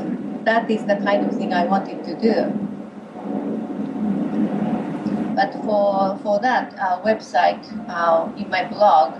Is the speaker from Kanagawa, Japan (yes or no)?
no; Hiroshima, Japan; now in Tokyo, Japan; I'm originally from Hiroshima Prefecture, which is in the west side of Japan.